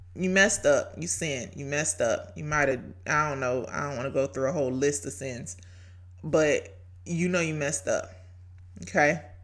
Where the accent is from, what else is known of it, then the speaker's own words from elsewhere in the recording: Brunswick, Georgia, United States; accent: Southern; Brunswick, Georgia, my hometown